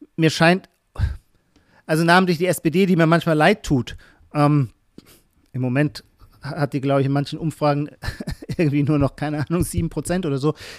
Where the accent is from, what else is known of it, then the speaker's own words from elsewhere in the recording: Heidelberg, Baden-Württemberg, Germany; Kurpfälzer, dann schließlich komme ich aus Heidelberg